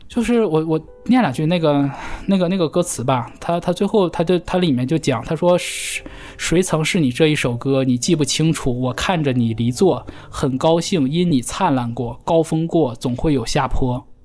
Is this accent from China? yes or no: yes; China; 我们大陆人